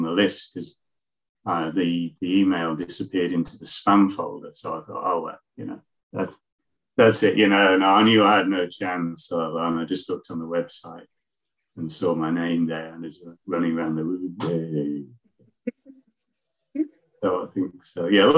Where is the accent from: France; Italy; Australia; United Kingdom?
United Kingdom; Leeds, Yorkshire and the Humber; moved away; I'm from Leeds, in the middle of the country, and now I'm living down by the coast.